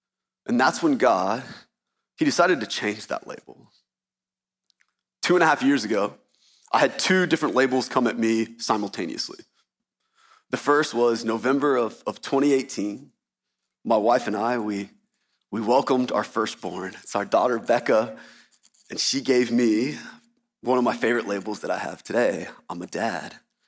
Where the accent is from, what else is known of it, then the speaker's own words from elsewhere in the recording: Baton Rouge, Louisiana, United States; born there; I was born in Baton Rouge, Louisiana